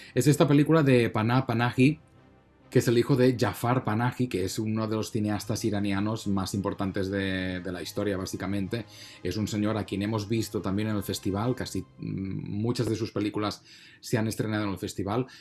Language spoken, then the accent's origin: Spanish; Spain; a mí como español